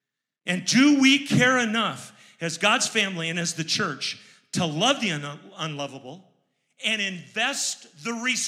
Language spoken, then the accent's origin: English; Baltimore, Maryland, United States; I'm from Baltimore. And in Baltimore, we don't have those kind of people.